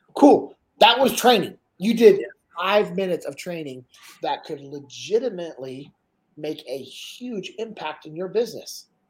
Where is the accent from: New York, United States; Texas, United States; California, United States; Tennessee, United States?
California, United States; Sacramento; I'm originally from Sacramento, grew up in the same house that my dad grew up